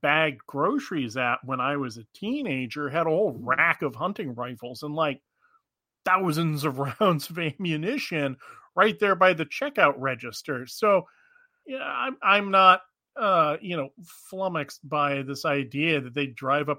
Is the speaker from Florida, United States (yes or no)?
no; Maine, United States; also born or lived in Alaska; growing up in Maine in the mid to late 80s